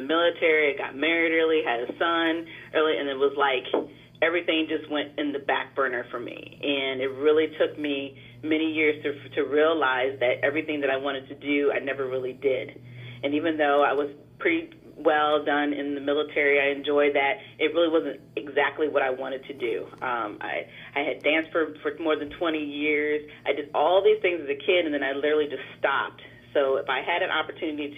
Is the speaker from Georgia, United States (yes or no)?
no; Davenport, Iowa, United States; moved away; I'm originally from Davenport, Iowa. I'm not originally from the DMC area.